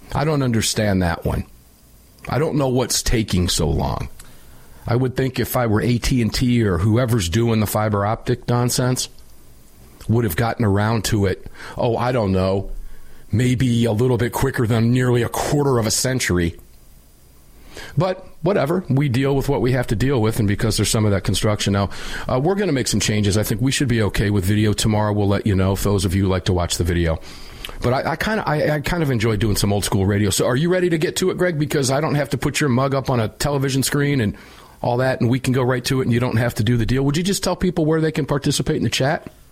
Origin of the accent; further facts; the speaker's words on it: Tampa, Florida, United States; my hometown in Tampa, Florida